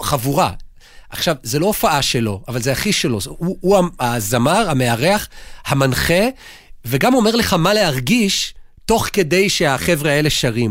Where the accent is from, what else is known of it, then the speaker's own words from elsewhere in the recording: Jerusalem, Jerusalem District, Israel; אני ירושלמי